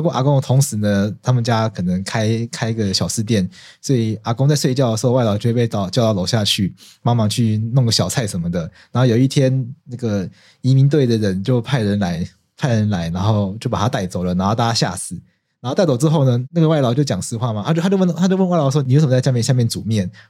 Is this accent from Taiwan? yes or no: yes; Taiwan; 我们台湾人还是要有这个守法的精神